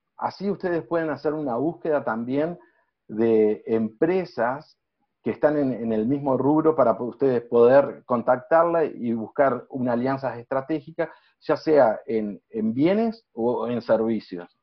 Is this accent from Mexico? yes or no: no; Uruguay; soy uruguayo